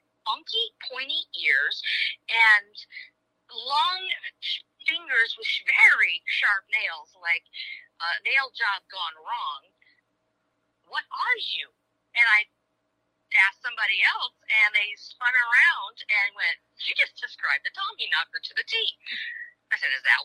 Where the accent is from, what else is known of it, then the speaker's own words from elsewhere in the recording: Michigan, United States; I'm from Michigan